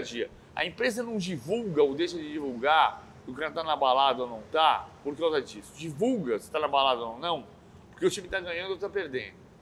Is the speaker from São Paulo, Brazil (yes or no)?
yes; São Paulo, Brazil; also born or lived in São Bernardo do Campo; Eu nasci, eu nasci, no, eu nasci em Perdizes, em São Paulo as Perdizes, que é a zona oeste de São Paulo. Eu, com 13 anos, fui para São Bernardo, uhum. cresci em São Bernardo, a adolescência em São Bernardo, mas eu sou paulistano de medula